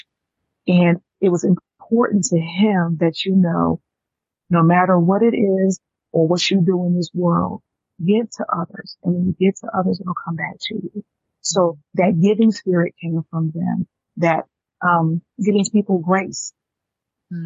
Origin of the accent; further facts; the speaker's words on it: Atlanta, Georgia, United States; also born or lived in New York; my father, who we migrated from New York to Atlanta because he didn't want to raise two girls in the city